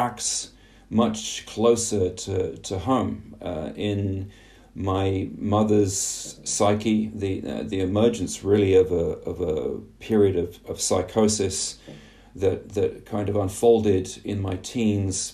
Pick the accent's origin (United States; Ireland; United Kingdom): United Kingdom; England; growing up in England in the 1970s and 1980s